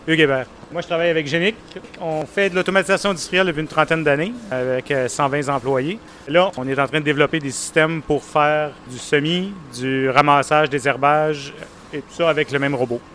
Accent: Morocco; now in Canada; je suis marocain

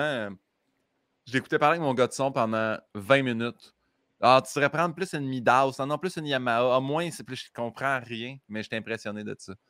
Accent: Saint-Hyacinthe, Quebec, Canada; quand j'étais petit à Saint-Hyacinthe

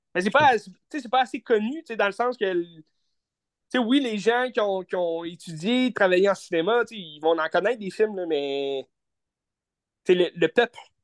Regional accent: Quebec, Canada; En tant que Québécois

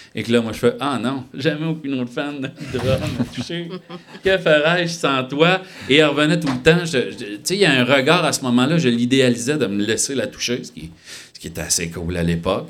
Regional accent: Sullivan, Quebec, Canada; also born or lived in Val-d'Or; J'étais un petit gars de Sullivan

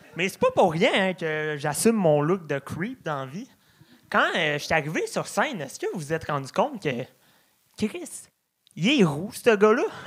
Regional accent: Beauce, Quebec, Canada; je viens de la Beauce

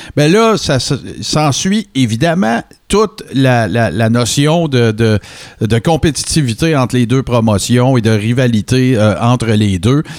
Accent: Abitibi-Témiscamingue, Quebec, Canada; je viens d'une région, là, je viens de l'Abitibi-Témiscamingue

